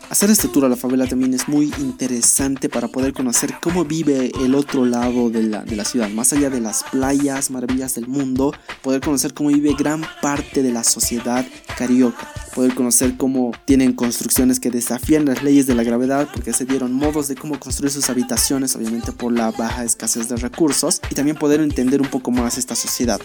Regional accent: La Paz, Bolivia; soy aquí de La Paz y hace frío

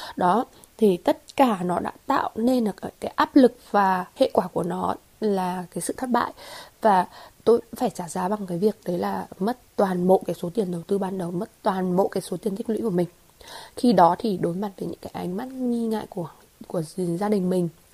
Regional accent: Hà Giang, Vietnam; also born or lived in Hanoi; quay về quay trở về quê hương và làm một cái điều gì đó với cái nền nông sản của quê nhà

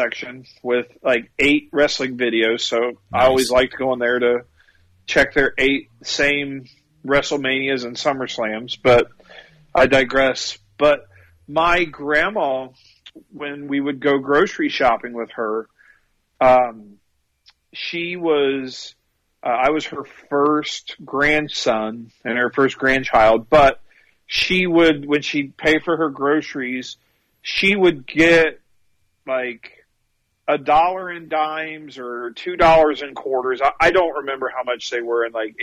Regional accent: Ohio, United States

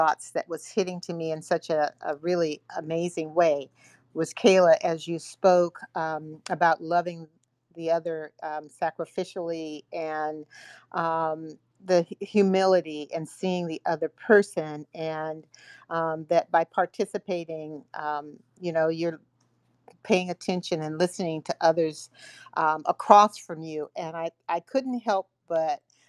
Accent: San Francisco, California, United States; I'm from San Francisco and reside here

